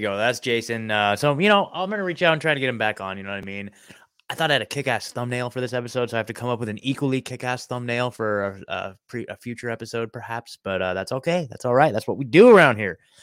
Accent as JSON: {"language": "English", "region": "Oregon", "country": "United States", "tie": "born or raised there", "moved": "as an adult", "lives_now": "Nashville, United States", "said": "I'm in Nashville, Tennessee now, but I was born and raised in Oregon"}